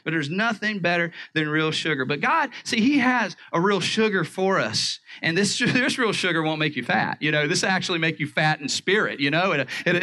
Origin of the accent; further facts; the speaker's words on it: the South, United States; I grew up in the South